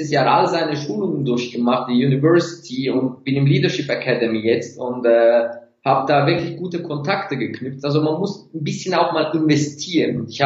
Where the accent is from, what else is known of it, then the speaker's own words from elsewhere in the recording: Turkey; Seitdem bin ich so fast 60, 70 Prozent vegan als Türke und ich liebe Fleisch.